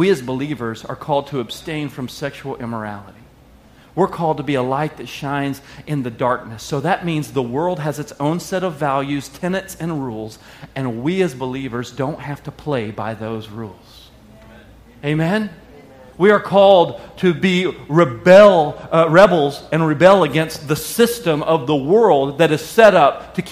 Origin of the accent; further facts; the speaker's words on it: Arkansas, United States; I lived in Arkansas.